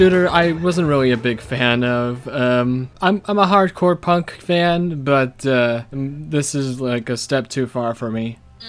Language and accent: English; San Diego, California, United States; now in Maryland, United States; I am from San Diego